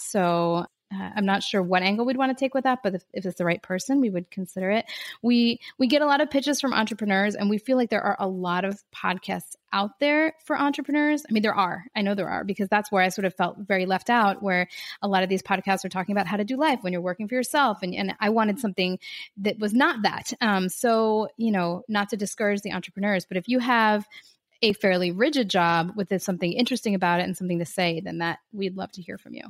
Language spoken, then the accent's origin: English; Philadelphia, Pennsylvania, United States; now in Miami, United States; I'm from Philadelphia, where Laura lives, right outside of Philly